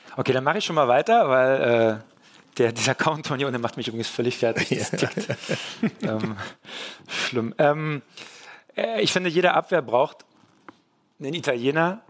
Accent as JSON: {"language": "German", "region": "East Germany", "country": "Germany", "said": "ich bin ja ein Ossi"}